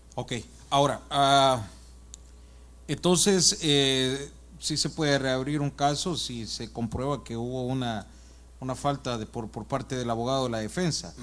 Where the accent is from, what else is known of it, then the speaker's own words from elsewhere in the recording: El Salvador; moved away; Yo soy de El Salvador